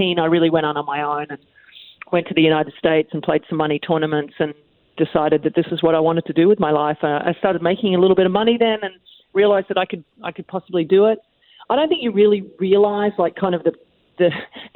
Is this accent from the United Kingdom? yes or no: no; Australia; being an Australian child, we're usually outside playing a lot of sports.